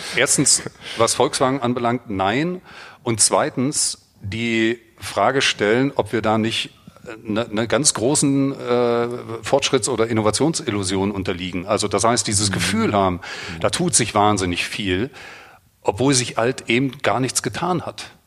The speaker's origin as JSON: {"language": "German", "area": "the East", "region": "East Germany", "country": "Germany", "tie": "born or raised there", "said": "ich bin im Osten groß geworden"}